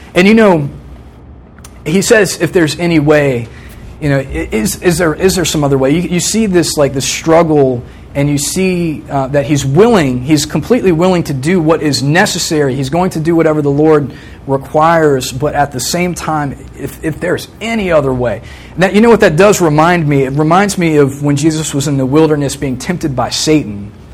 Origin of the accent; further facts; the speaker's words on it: Virginia Beach, Virginia, United States; I grew up in Virginia Beach, st- same house my whole life until I came to college from the time I was three to the time I was 21